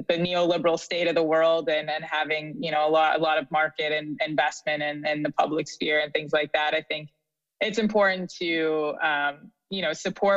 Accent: Canada; now in Philadelphia, United States; as a Canadian

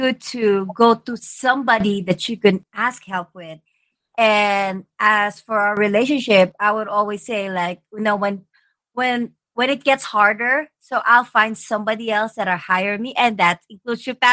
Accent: Philippines; I'm from the Philippines, so divorce is really never an option

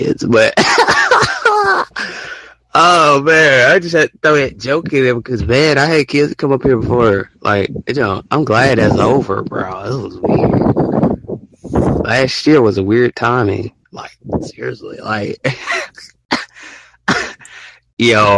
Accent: Alabama, United States

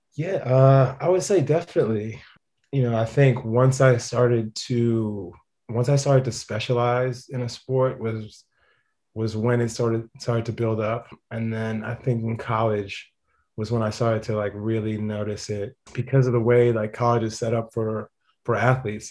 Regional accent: Boston, Massachusetts, United States; I was born in Boston

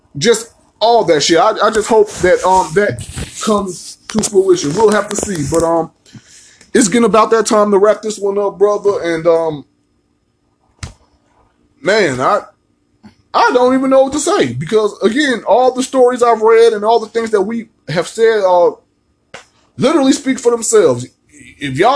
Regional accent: United States; accent: American; I am an American.

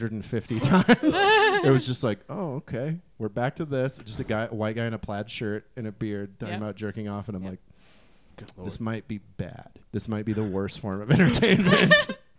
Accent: Romania; I'm from Romania, dude.

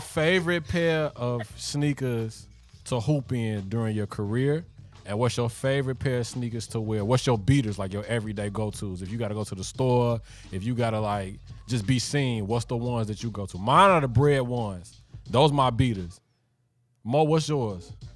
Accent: Chicago, Illinois, United States; moved away as an adult; also born or lived in New York City / Miami; born and raised in Chicago, and lived in Miami

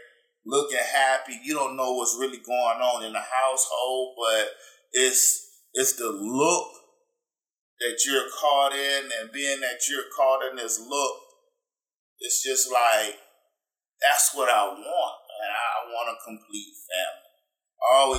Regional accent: Fayetteville, Georgia, United States; growing up in Fayetteville

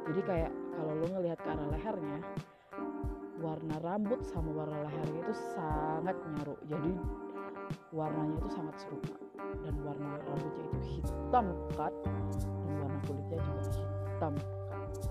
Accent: Indonesia; gue bukan orang Tiongkok uh, gue orang Indonesia gitu

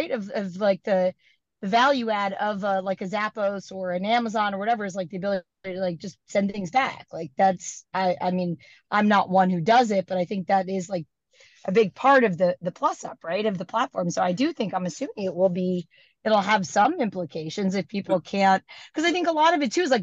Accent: New Jersey, United States; I'm from New Jersey

